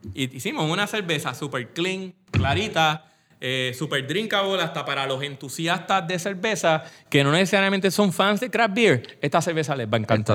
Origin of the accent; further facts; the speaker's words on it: Coamo, Puerto Rico; Yo que soy de Cuamo, voy a los baños de Cuamo